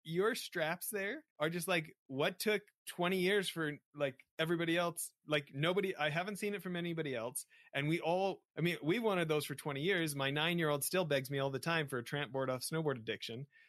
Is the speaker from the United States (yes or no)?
no; Western Canada, Canada; growing up in Western Canada